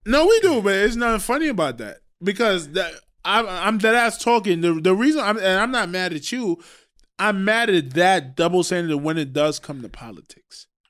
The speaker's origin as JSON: {"language": "English", "country": "Trinidad & Tobago", "moved": "yes", "said": "I am from Trinidad."}